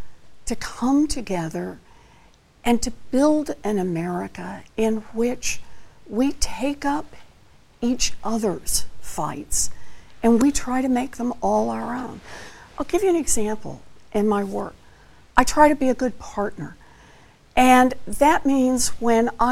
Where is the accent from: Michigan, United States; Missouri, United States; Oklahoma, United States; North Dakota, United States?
Oklahoma, United States; I grew up out in Oklahoma